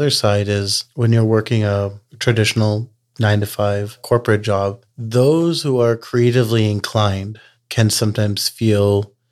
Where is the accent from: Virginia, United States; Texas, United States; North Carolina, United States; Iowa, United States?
Texas, United States; You know, we're from Texas, so I kind of joke that growing a community is kind of like Texas barbecue.